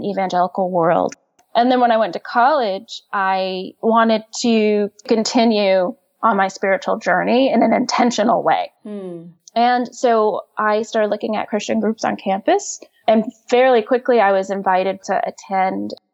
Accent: Oklahoma City, Oklahoma, United States; also born or lived in Shawnee, Oklahoma; I grew up in Oklahoma City. And then when I was 10 years old, we moved to a city called Shawnee

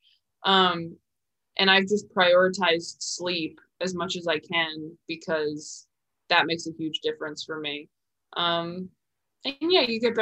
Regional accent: California, United States; also born or lived in New York; I'm from California

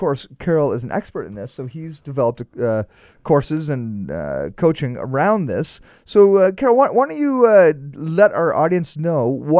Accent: Canada

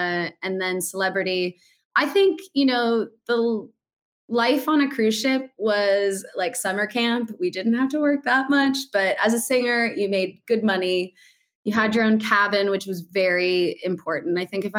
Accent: United States; moved away as an adult; also born or lived in New York; now in London, United Kingdom; I'm American

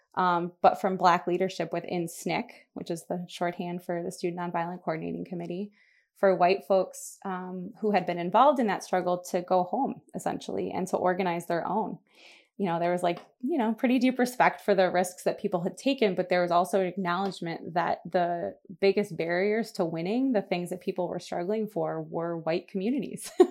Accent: Buffalo, New York, United States; I am from Buffalo, New York, which is where I still live, and that's where most of my people still are. Um, I grew up here

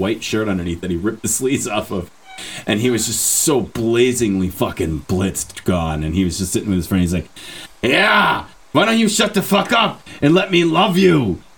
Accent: Newark, New Jersey, United States; I just talk like this because I'm from Newark.

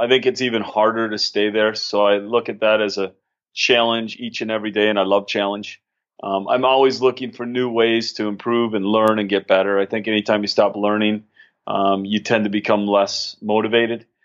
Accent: St. Cloud, Minnesota, United States; moved away as an adult; I grew up in Minnesota. I'm originally from St. Cloud, Minnesota

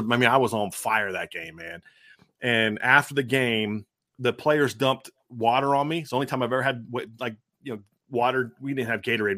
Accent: Ohio, United States; moved away; I, I grew up in Ohio

